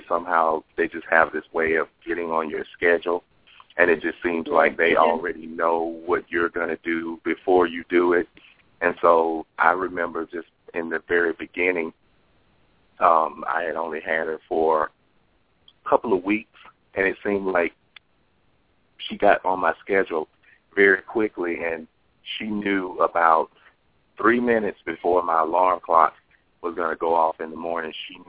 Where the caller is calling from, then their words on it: Los Angeles, California, United States; I'm calling from Los Angeles.